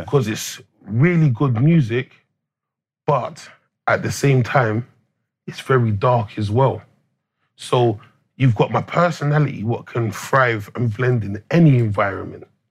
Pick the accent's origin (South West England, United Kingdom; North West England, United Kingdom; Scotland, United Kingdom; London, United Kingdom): London, United Kingdom; I'm English. Like, my parents yeah. come from Jamaican descent, but I was fortunate and blessed to be born in St. Thomas's Hospital